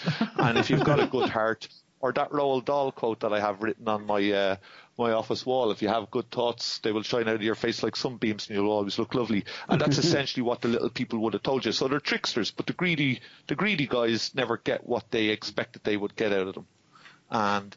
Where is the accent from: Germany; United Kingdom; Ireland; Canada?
Ireland; Dublin, Leinster; I was born and bred in Dublin. Mom and Dad were Dublin